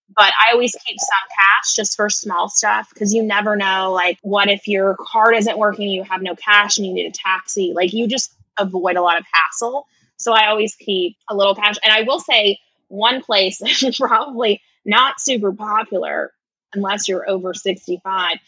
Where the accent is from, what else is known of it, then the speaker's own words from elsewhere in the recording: United States; I'm clearly American